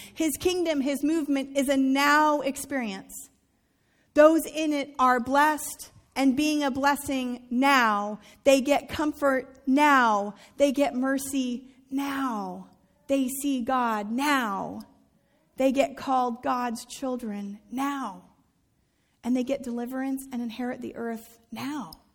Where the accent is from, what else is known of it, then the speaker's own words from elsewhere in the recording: United States; as American Christians